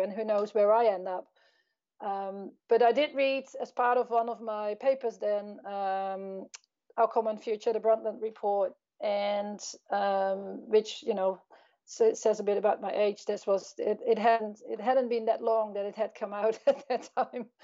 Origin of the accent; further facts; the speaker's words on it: Netherlands; I grew up in the Netherlands.